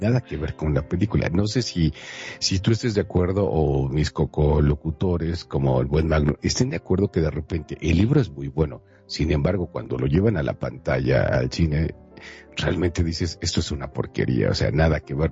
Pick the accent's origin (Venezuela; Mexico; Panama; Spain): Mexico; los que somos mexicanos